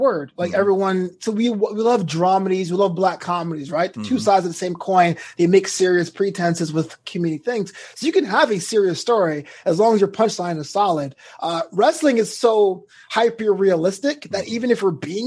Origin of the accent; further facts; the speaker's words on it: New York, United States; moved away as an adult; now in Los Angeles, United States; I'm from New York too